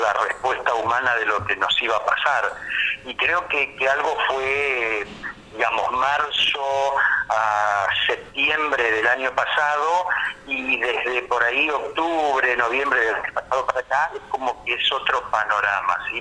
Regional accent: Buenos Aires, Argentina; moved away as an adult; now in Federal, Argentina; yo soy de Buenos Aires

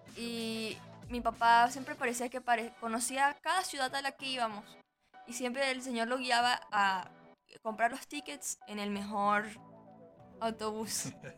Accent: Venezuela; also born or lived in Margarita Island; now in Chile; tu país, de donde tú vienes

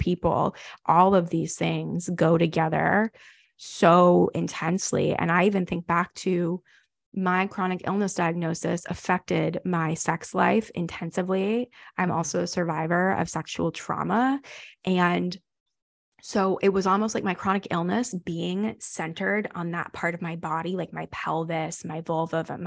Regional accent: the South, United States; I grew up Jewish, but I grew up Jewish in the South.

